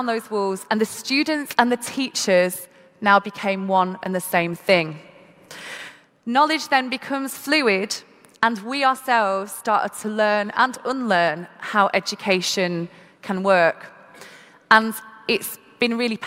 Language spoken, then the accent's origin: English; Manchester, North West England, United Kingdom; I'm from Manchester in the UK and had the opportunity to go to school and be educated.